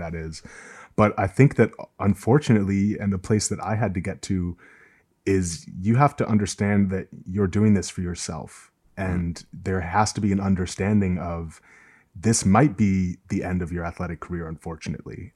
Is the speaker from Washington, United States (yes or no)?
no; Massachusetts, United States; I grew up in Massachusetts, which for people who don't know is like among the most socially liberal places in the U.S.